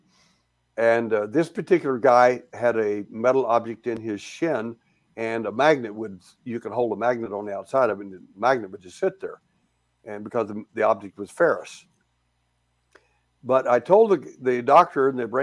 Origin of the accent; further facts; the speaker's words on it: Texas, United States; I was born in Texas